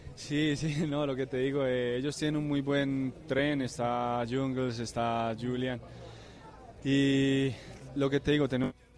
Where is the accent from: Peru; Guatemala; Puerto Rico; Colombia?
Colombia; Sogamoso, Boyacá; acá en mi tierra, en Sogamoso en Colombia